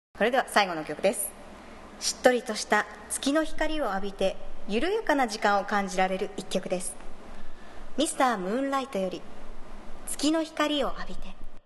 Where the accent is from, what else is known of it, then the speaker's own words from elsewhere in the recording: Toyama, Japan; also born or lived in Tokyo; 東京で学んできたことを地元で生かすために戻ってきた